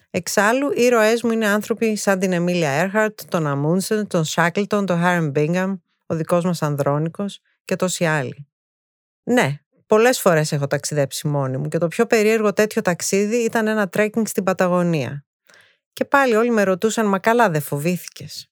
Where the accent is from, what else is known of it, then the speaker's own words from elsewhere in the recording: Thessaloniki, Central Macedonia, Greece; also born or lived in England / United States / Japan; Γεννήθηκα στη Θεσσαλονίκη πριν 51 χρόνια.